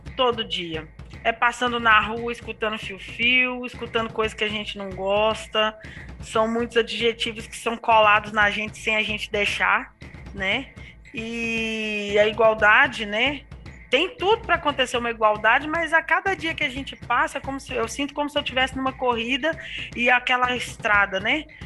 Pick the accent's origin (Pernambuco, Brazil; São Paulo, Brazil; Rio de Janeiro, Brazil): Pernambuco, Brazil; Tabira; moved away as an adult; also born or lived in Vale do Aço, Minas Gerais; sou natural de Tabira, 35 anos